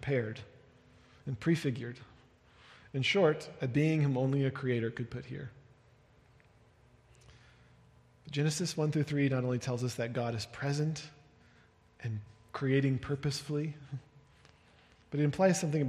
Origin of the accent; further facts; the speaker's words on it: United Kingdom; now in Denver, United States; I was speaking as a British person